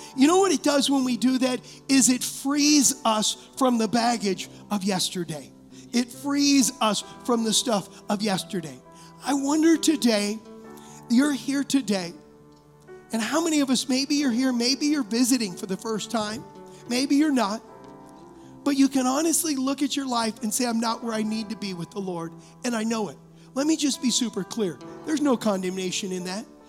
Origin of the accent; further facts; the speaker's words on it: United States; as American Christians